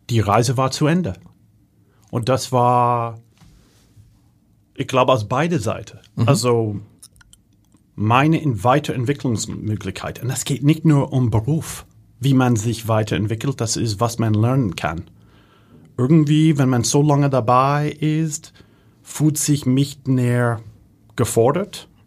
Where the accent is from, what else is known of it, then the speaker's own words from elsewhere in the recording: Germany; accent: Hanseatic; Ähm, mein hanseatischer Dialekt, die ist sehr erkennbar.